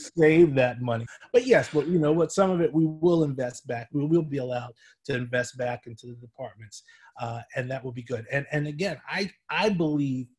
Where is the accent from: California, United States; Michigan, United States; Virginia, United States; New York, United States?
New York, United States; I'm a New Yorker